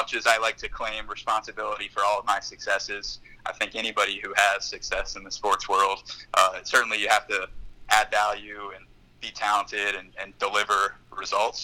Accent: Cincinnati, Ohio, United States; moved away as an adult; also born or lived in Cleveland; now in Los Angeles, United States; I'm the youngest of six kids up and raised in Cincinnati

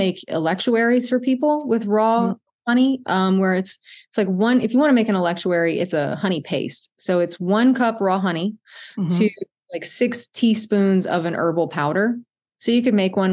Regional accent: Cajun, Louisiana, United States; I'm Cajun

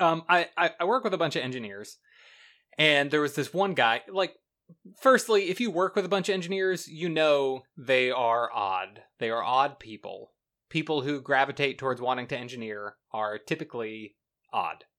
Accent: the South, United States; now in Florida, United States; I'm from the South

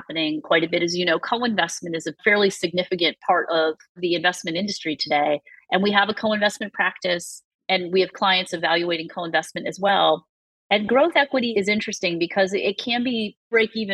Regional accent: Massachusetts, United States; I'm from Massachusetts.

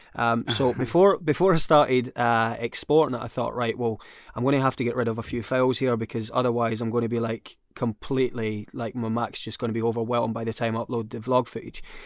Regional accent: Scotland, United Kingdom; I'm Scottish

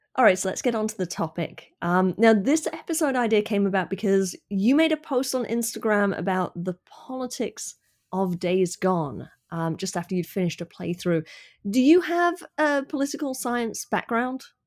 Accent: United Kingdom; as a Brit

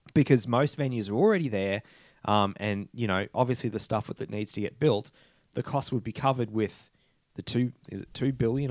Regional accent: Toowoomba, Queensland, Australia; now in Brisbane, Australia; my hometown, Toowoomba

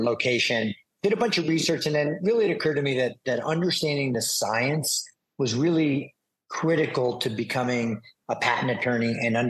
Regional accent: New York City, New York, United States; I'm a New Yorker, born in Manhattan

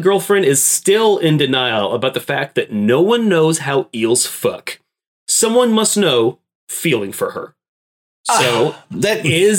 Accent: Florida, United States; I'm from Florida.

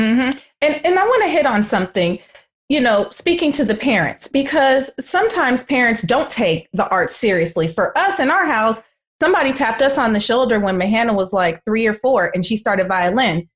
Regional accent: Oakland, California, United States; I lived across the bay. I still live across the bay in Oakland

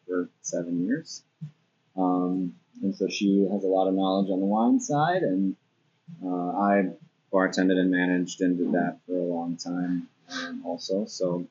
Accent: Duluth, Minnesota, United States; I grew up in Lakeside.

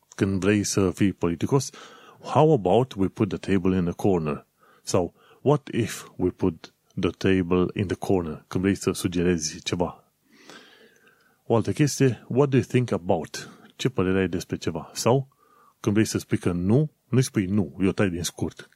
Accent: Romania; moved away

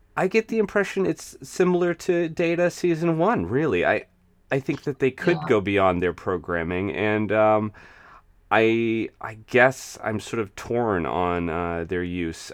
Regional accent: United States; growing up in the United States

